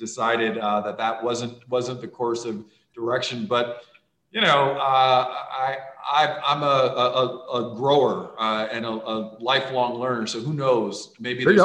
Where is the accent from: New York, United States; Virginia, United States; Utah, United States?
New York, United States; Long Island; moved away; also born or lived in St. Croix, U.S. Virgin Islands / Midwest; grew up on another island, Long Island, New York